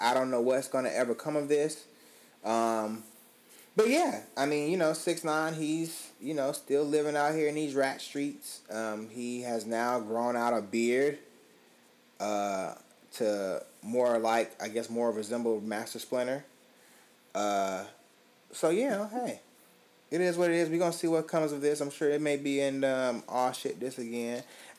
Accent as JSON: {"language": "English", "town": "Atlanta", "region": "Georgia", "country": "United States", "tie": "born or raised there", "said": "I was born and raised in Atlanta, Georgia, and I have tremendous love for my city, but it's chaotic out here."}